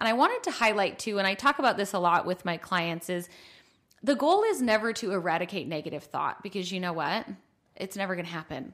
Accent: Buffalo, New York, United States; moved away; also born or lived in Utah; I'm from Buffalo

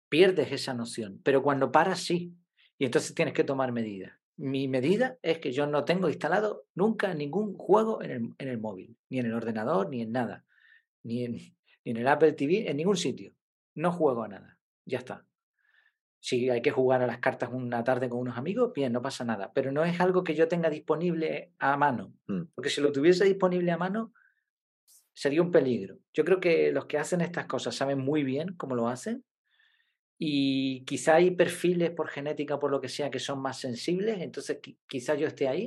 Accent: Madrid, Community of Madrid, Spain; born there; now in Canary Islands, Spain; Yo nací en Madrid, pero llevo aquí 30 años y esto es un paraíso

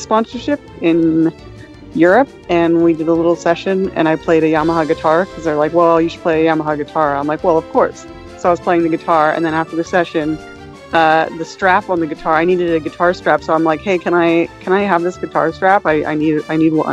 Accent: Canada; I'm Canadian.

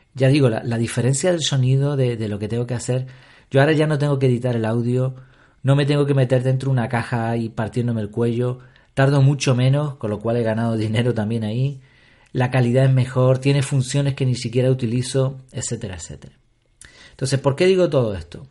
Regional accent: Canary Islands, Spain; aquí en Canarias

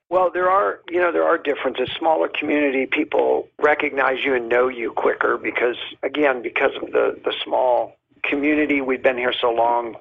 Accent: Miami, Florida, United States; moved away as an adult; now in Molokai, United States; I am originally from Miami

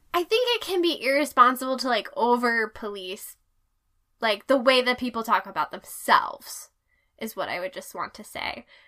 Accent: United States

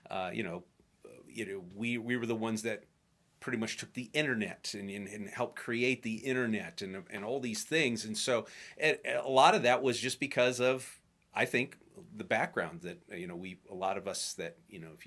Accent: Illinois, United States; you know, growing up outside of Chicago.

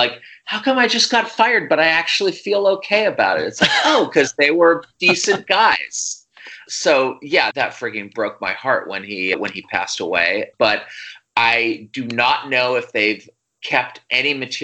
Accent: Fort Bragg, California, United States; also born or lived in Columbus, Ohio / East Bay, California; I grew up first in the East Bay and a little suburb there, and then in a logging town called Fort Bragg up in Mendocino County in the Redwood Forest.

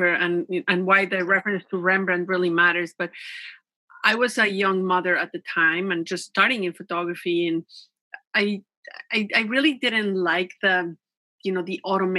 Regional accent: Mexico; English is a second language; also born or lived in Vancouver Island, Canada; now in Canada; When I was growing up in Mexico, my mother really wanted us, the children, to learn English

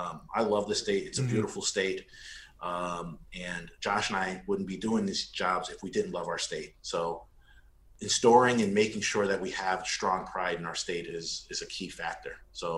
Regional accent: East Hartford, Connecticut, United States; I'm born in Hartford, raised in East Hartford

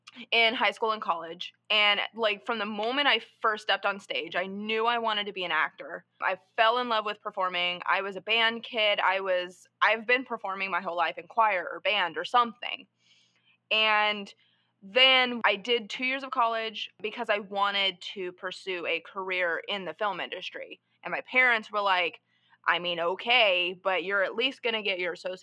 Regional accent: Texas, United States; moved away; I'm from Texas, so I was trying to essentially launch this film career out of Dallas, Texas

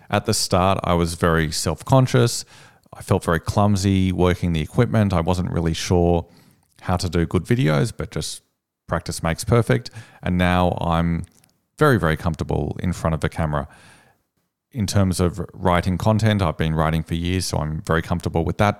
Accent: Sydney, New South Wales, Australia; I'm from Sydney.

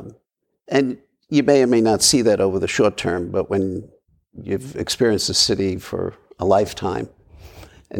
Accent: New York City, New York, United States; moved away as an adult; I was born and raised in Brooklyn

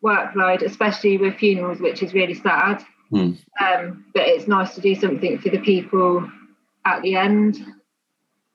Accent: Pittsford, England, United Kingdom; I was brought up in Pittsford

